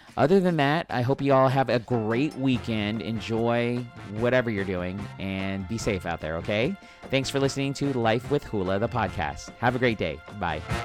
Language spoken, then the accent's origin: English; San Diego, California, United States; This is my hometown, born and raised here